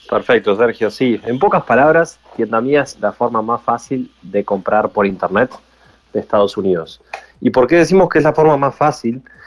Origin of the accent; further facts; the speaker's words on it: Uruguay; Yo soy aquí de Uruguay